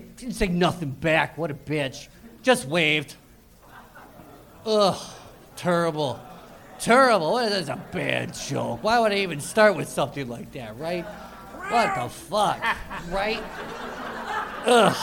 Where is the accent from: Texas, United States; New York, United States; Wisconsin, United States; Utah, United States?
Wisconsin, United States; moved away; I'm from Wisconsin